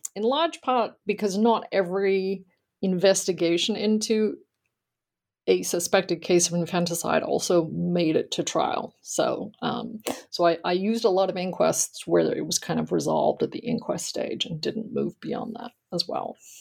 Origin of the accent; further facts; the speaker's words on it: Australia; moved away; I grew up in Australia and I attended college there.